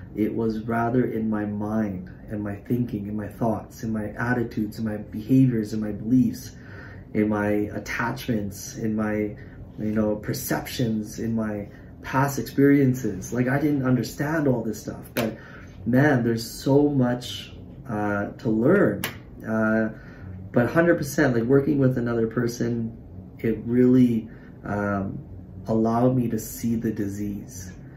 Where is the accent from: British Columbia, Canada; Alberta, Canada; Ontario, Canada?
British Columbia, Canada; Surrey; I'm from Surrey